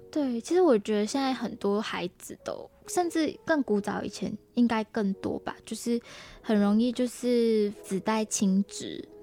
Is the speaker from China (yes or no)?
no; Malaysia; moved away as an adult; now in Taiwan; 我来自马来西亚